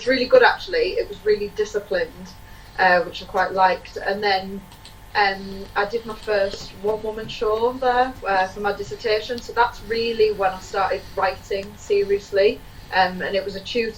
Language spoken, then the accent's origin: English; Teesside, North East England, United Kingdom; now in Manchester, United Kingdom; I'm originally from Teesside, but now live in Manchester.